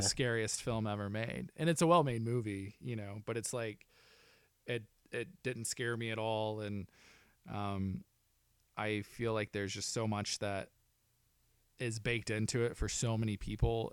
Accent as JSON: {"language": "English", "region": "Arkansas", "country": "United States", "tie": "born or raised there", "said": "growing up in Arkansas, I worked with the Little Rock Film Festival for ten years"}